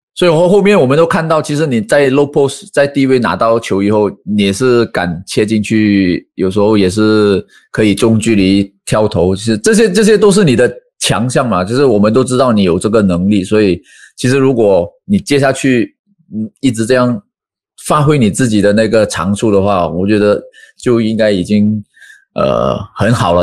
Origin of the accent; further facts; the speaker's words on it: Malaysia; 我们马来西亚这边